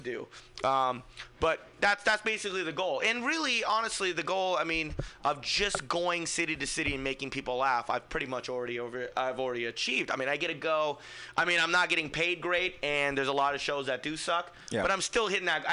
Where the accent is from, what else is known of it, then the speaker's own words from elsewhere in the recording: Fremont, California, United States; I'm from Fremont, so there's like 40 of my friends